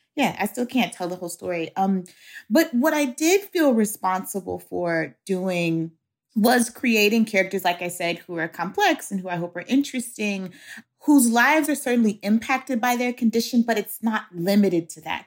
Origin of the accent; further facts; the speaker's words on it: Shreveport, Louisiana, United States; my hometown, which is Shreveport, Louisiana